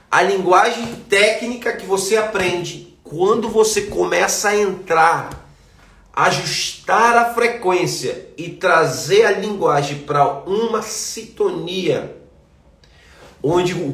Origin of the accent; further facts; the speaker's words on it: Manaus, Amazonas, Brazil; moved away; Por que, que eu saí de Manaus? porque eu precisava conhecer pessoas novas.